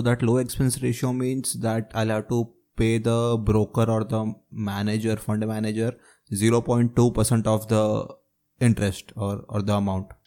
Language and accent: English; India; being an Indian